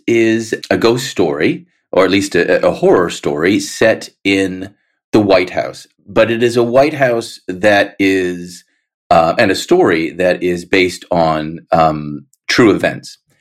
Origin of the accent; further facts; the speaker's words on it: Canada; I, as a Canadian, was largely uh, protected from all of that.